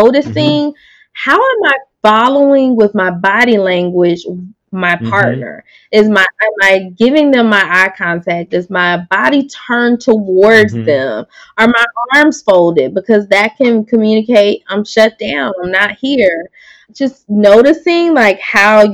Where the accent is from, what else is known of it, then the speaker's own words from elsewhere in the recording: the South, United States; I'm from the South